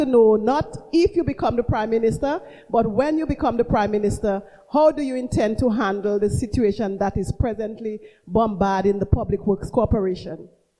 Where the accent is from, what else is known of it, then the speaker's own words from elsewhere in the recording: Marigot, Saint Andrew, Dominica; now in New York, United States; I'm from Marigot, Dominica.